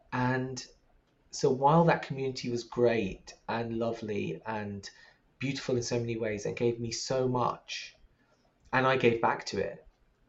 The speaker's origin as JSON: {"language": "English", "country": "Pakistan", "said": "Like this intersectionality of being trans and being a Muslim and being Pakistani and being a person of color."}